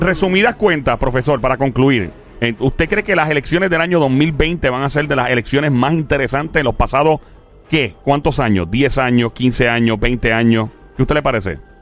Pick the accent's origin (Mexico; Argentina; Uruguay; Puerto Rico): Puerto Rico